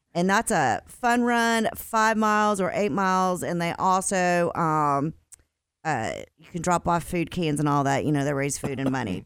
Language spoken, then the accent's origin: English; Dallas, Texas, United States; growing up in Dallas, um, my family would get together